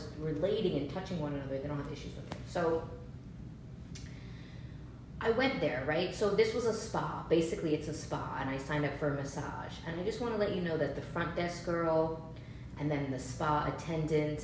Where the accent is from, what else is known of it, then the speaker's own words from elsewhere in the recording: New Jersey, United States; moved away; also born or lived in Los Angeles / San Francisco / Seattle; I grew up in New Jersey, then I moved to Los Angeles, then, you know, I was in San Francisco for a little bit. I was in Seattle.